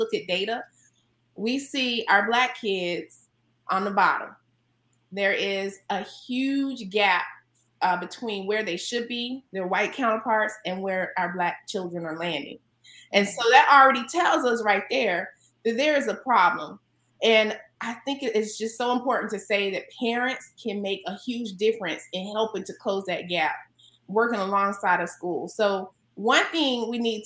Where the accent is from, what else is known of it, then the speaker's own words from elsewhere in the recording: North Carolina, United States; now in California, United States; North Carolina, where I'm from